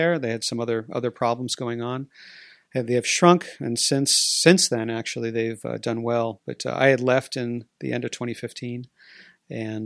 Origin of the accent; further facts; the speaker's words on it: New England, United States; moved away as an adult; now in Pittsburgh, United States; Mary Jo, my wife, and I grew up in New England